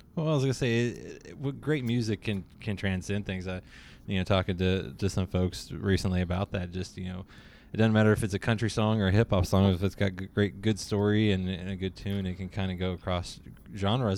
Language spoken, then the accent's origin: English; Lexington, United States; I'm from Lexington